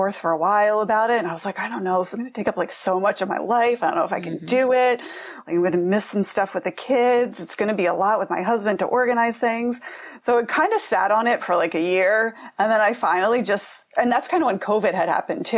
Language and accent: English; Pennsylvania, United States; I'm from Pennsylvania